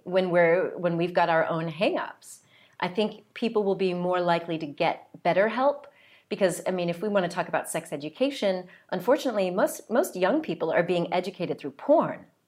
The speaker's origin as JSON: {"language": "English", "country": "United States", "also_born_or_lived": "south of France", "moved": "yes", "lives_now": "France", "said": "I'm from the United States"}